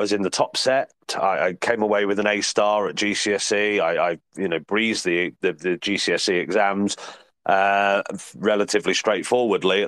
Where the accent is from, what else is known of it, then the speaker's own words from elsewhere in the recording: Midlands, United Kingdom; also born or lived in Oxfordshire / Leicestershire; coming back to the Midlands, because I'm from the Midlands originally